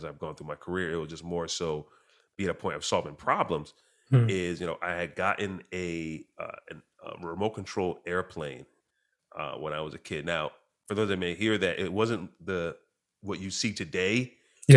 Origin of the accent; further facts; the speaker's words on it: Clinton Corners, New York, United States; So I grew up in a small town, population between 2,000, 4,000 people. It's an area that to this day has no stoplights at all. It's a small town called Clinton Corners in New York